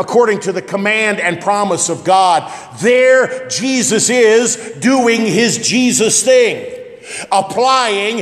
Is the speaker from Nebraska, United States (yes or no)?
yes; West Point, Nebraska, United States; growing up in West Point, Scribner is as obscure as you can get